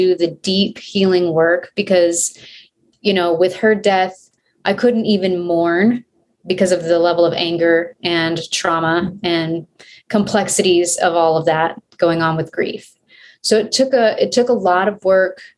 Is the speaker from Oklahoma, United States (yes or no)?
yes; Oklahoma, United States; now in Albuquerque, United States; grew up in Oklahoma